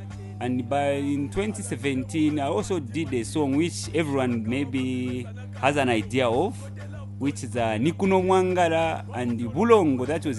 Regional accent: Kitwe, Copperbelt Province, Zambia; also born or lived in Lusaka; Yeah, and I come from Kitwe, specifically Chimwemwe.

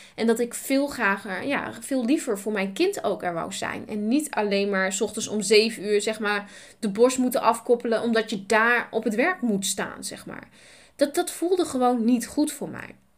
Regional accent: Nijeveen, Drenthe, Netherlands; Ik ben geboren in Nijveen. Ik ben opgegroeid met twee broers

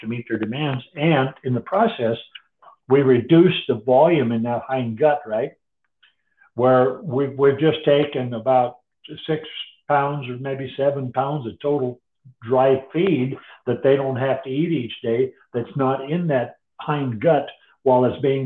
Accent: North Dakota, United States; I grew up in North Dakota with draft horses

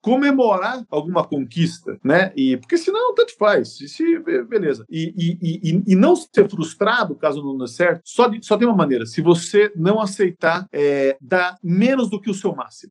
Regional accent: Sorocaba, São Paulo, Brazil; como sou de Sorocaba

